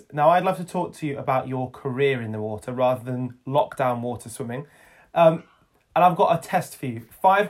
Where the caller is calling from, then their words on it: Wolverhampton, West Midlands, United Kingdom; I come to you from Wolverhampton.